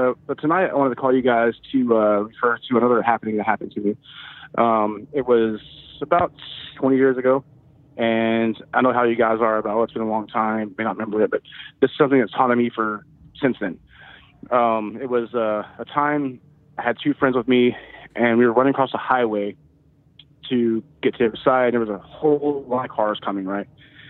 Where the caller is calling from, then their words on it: Texas, United States; from Texas.